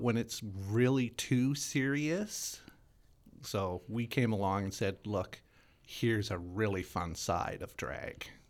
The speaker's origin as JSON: {"language": "English", "town": "Winnipeg", "region": "Manitoba", "country": "Canada", "tie": "born or raised there", "said": "I'm born and raised in Winnipeg, Manitoba"}